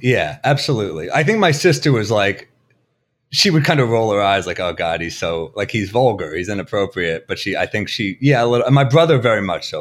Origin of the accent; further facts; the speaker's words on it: New York City, New York, United States; Originally, like, the Chelsea Flatiron area and then Upper East Side